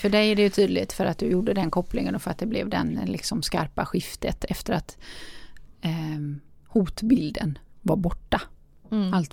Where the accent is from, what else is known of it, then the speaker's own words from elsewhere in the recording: Gothenburg, Västra Götaland, Sweden; både du och jag är göteborgare